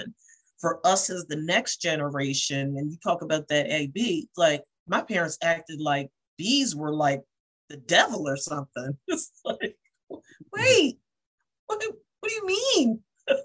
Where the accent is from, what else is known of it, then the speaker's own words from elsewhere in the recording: Salem, New Jersey, United States; I'm from Southern New Jersey